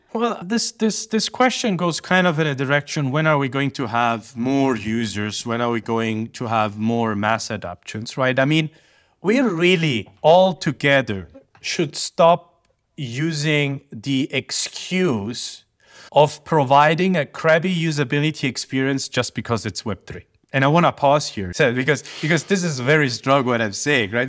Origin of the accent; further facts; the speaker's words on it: Sicily, Italy; moved away; I'm from Sicily